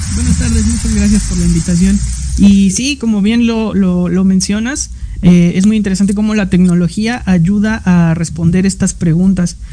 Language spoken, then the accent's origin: Spanish; Mexico; yo no soy el único mexicano